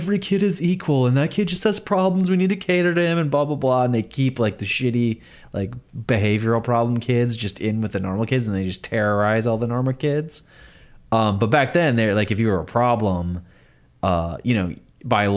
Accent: Midland, Michigan, United States; Where I grew up in Midland, Michigan

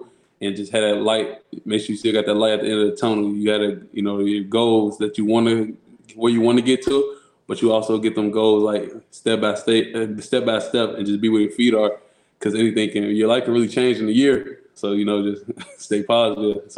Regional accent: Chicago, Illinois, United States; also born or lived in Rockford, Illinois; I grew up in Chicago

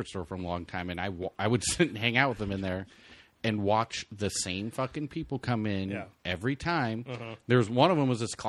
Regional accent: Southern United States, United States; Now we're from the South.

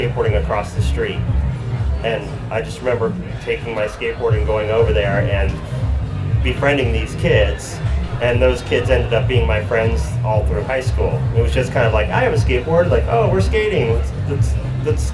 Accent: San Jose, California, United States; also born or lived in New York; I was born in New York, but I've lived in San Jose since I was in the fourth grade

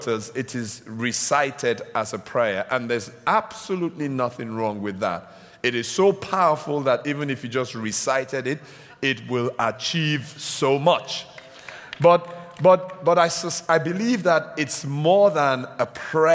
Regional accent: Nigeria; now in United Kingdom; I'm Nigerian by birth. I'm British now. Well, British Nigerian.

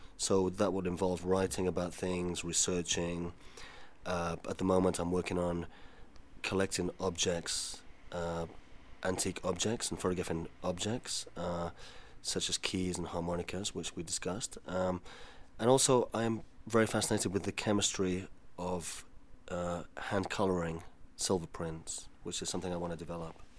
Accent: Spain; moved away; I was brought up in Spain

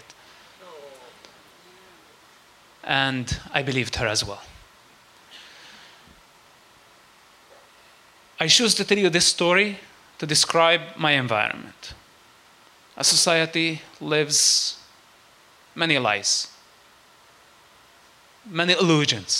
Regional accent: West Bank, Palestine; I grew up and I was born in the West Bank

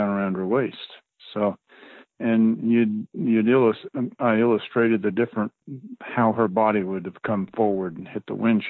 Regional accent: Loma, Colorado, United States; I grew up in the Fruta area in down in Loma, Colorado

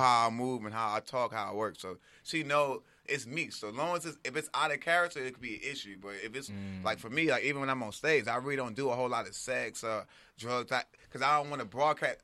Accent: Compton, California, United States; also born or lived in Inglewood, California / Los Angeles; I'm from Compton, but I'm like I'm from Compton, Inglewood. Why? I'm from all over

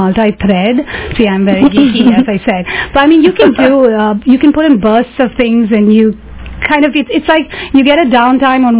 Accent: Mumbai, Maharashtra, India; now in San Francisco, United States; I grew up in Mumbai, so I do like the city life.

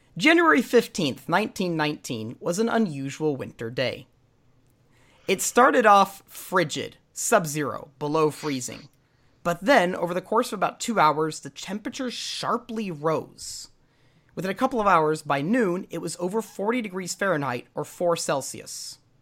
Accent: United States; now in Norway; I'm an American, but I do live in Norway

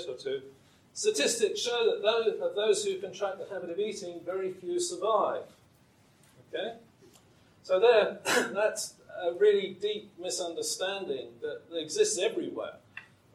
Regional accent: England, United Kingdom; when I was growing up in England

